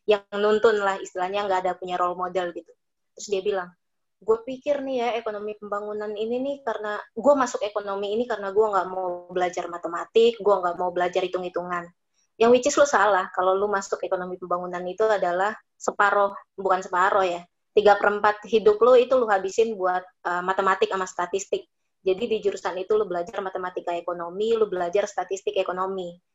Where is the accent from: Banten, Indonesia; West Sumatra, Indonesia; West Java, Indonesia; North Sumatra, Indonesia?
West Sumatra, Indonesia; Padang; Gue orang Padang.